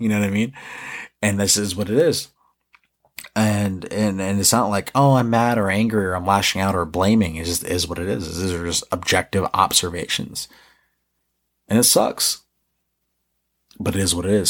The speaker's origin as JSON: {"language": "English", "region": "New York", "country": "United States", "tie": "born or raised there", "said": "growing up in New York"}